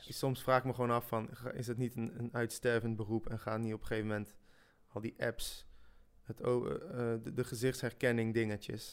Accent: Netherlands; first language French; Dutch is a second language; also born or lived in Switzerland; ik ben in Zwitserland geboren en kwam op mijn zesde, toen werd ik net zeven, eh, in Nederland

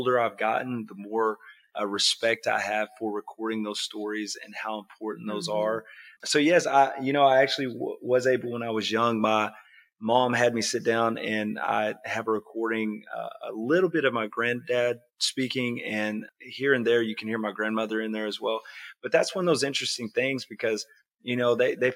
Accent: Caddo, Oklahoma, United States; also born or lived in Hugo, Oklahoma; proud to be from southeastern Oklahoma right here on the Choctaw Reservation. So I was born in Hugo. I grew up in Caddo and graduated high school there

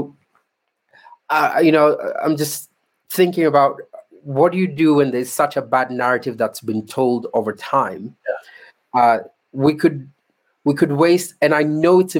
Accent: Kenya; I'm a Kenyan.

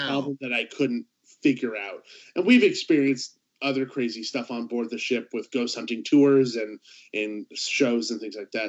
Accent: Southern California, United States; I grew up in Southern California

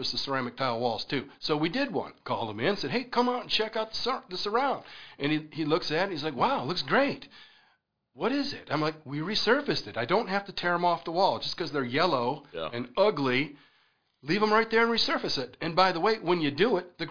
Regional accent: near the Mackinac Bridge, northern lower Michigan, United States; also born or lived in Northern Virginia / West Virginia; now in South Carolina, United States; I'm from northern lower Michigan up by Mackinac Bridge.

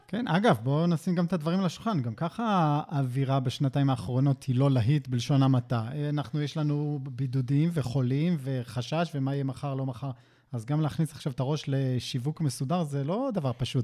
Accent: Israel; אין לנו סבלנות כישראלים

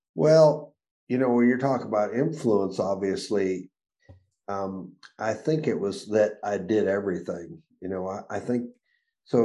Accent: Arizona, United States; also born or lived in Chicago, Illinois; I was born in Chicago um, in 1950. Uh, 1958, we moved to Arizona

